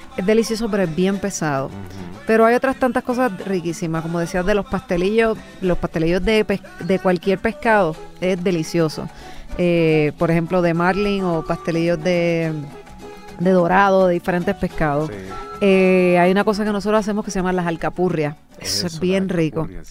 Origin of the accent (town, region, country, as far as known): Toa Baja, Puerto Rico; born or raised there